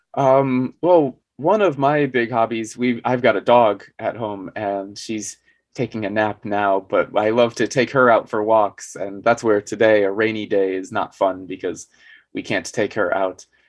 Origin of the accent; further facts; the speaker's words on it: southern Arizona, United States; moved away as an adult; now in South Korea; I'm American as well, but I'm from Arizona, which is down in the Southwest.